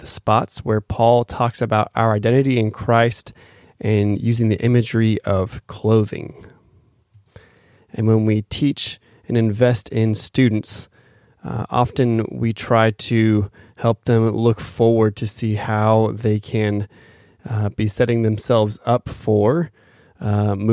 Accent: Phoenix, Arizona, United States; moved away; Phoenix, my hometown

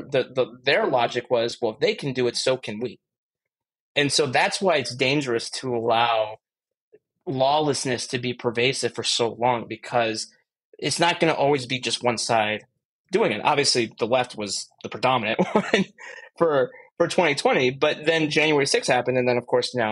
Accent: Chicago, Illinois, United States; I'm from the Chicago area

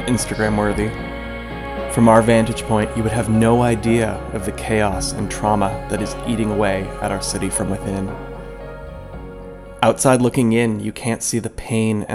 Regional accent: Toronto, Ontario, Canada; my hometown of Toronto, Canada

